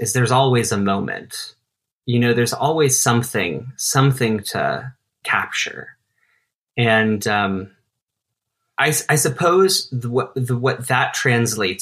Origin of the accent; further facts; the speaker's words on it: Denver, Colorado, United States; moved away as an adult; now in New York City, United States; This is my hometown, is Denver